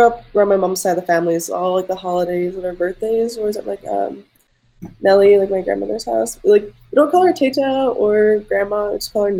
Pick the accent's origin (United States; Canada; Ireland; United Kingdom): United States; New Jersey; now in Los Angeles, United States; being like Middle Eastern, I think that like, I grew up in Jersey, like post 9/11.